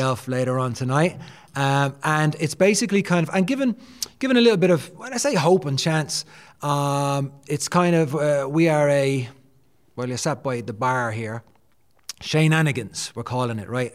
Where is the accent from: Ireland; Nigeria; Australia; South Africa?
Ireland; Dublin, Leinster; Born and raised in Dublin.